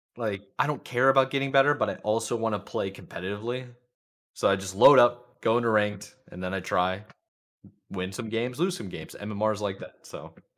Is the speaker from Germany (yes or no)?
no; Charlotte, North Carolina, United States; Charlotte, and that's, like, that's in, that's my hometown